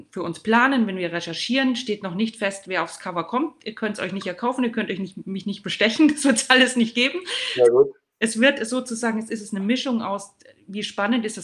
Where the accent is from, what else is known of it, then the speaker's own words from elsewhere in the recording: Würzburg, Bavaria, Germany; und herzliche Grüße in meine Heimat an Christoph Unkel nach Würzburg.